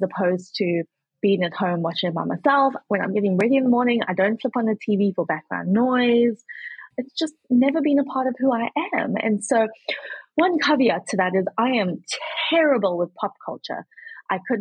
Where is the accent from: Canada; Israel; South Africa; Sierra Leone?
South Africa; moved away as an adult; also born or lived in Kentucky; now in United States